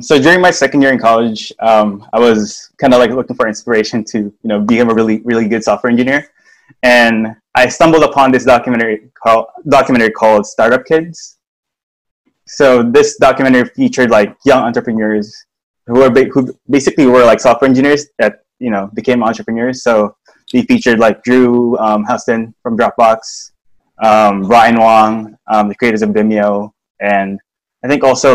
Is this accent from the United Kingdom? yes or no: no; Philippines; moved away as an adult; now in Silicon Valley, United States; I'm from the Philippines.